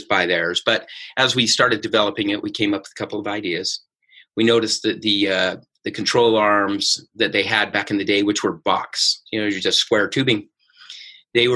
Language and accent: English; Salt Lake City, Utah, United States; grew up in Salt Lake City, Utah.